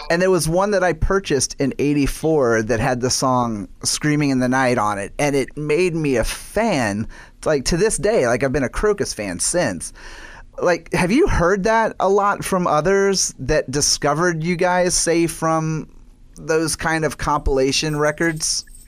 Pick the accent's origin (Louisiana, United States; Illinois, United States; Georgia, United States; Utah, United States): Louisiana, United States; New Orleans; I was born and raised in New Orleans